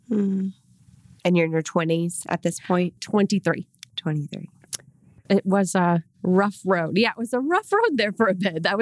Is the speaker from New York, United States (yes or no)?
yes; Rochester, New York, United States; I'm from Rochester, New York, by the way.